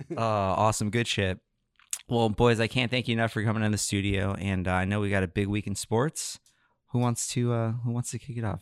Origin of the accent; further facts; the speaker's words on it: Sarasota, Florida, United States; now in Palm Beach County, United States; we grew up in Sarasota, so Bucks and Rays were kind of our team